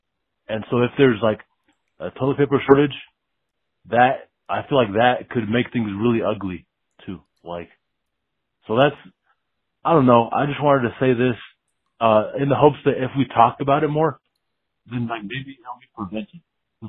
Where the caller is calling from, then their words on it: California, United States; I'm calling from California.